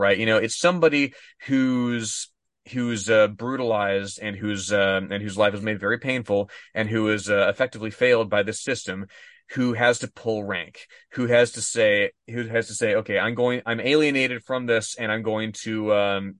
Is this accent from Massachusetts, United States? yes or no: no; Texas, United States; I was born in Texas